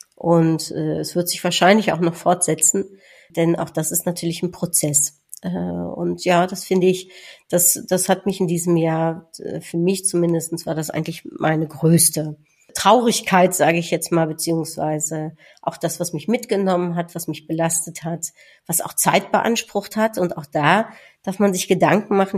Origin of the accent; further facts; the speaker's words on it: Netherlands; als Niederländerin